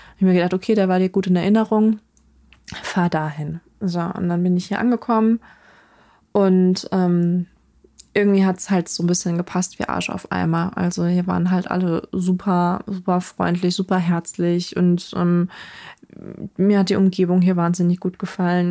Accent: North Rhine-Westphalia, Germany; dann in Nordrhein-Westfalen gelandet. Und da ähm, haben wir uns dann im Grunde genommen auch von dem Dorfleben verabschiedet, sondern sind halt ja ziemlich in die Stadt gezogen

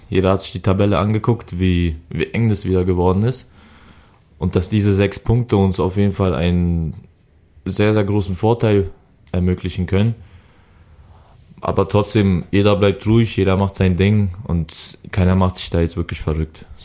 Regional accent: Berlin, Germany; also born or lived in Augsburg / Bremen; kann ich kann ich Berlin als Heimatstadt zählen. Weil in Augsburg war ich zwei Jahre, da wo ich geboren bin, Seifeld, kenne ich nicht mehr und Bremen war ich auch, weiß ich nicht, war ich glaube ich genauso lange in Berlin

